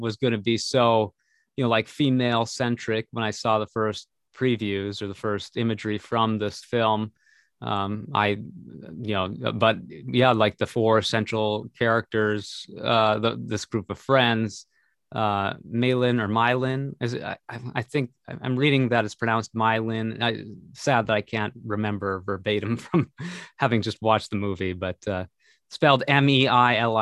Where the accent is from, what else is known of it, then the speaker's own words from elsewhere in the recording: Minnesota, United States; we grew up in Minnesota.